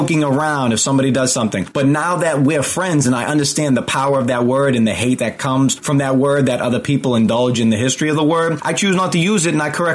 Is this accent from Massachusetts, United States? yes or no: yes; just outside of Boston, Massachusetts, United States; I grew up just outside of Boston